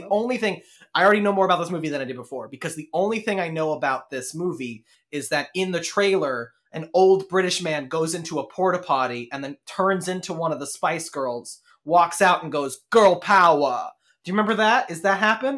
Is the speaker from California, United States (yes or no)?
no; Denton, Texas, United States; moved away; growing up, Denton had two high schools, and then three by the time we left